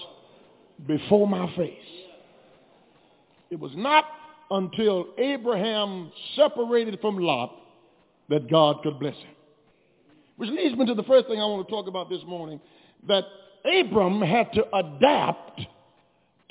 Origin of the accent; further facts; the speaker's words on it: Louisiana, United States; growing up in Louisiana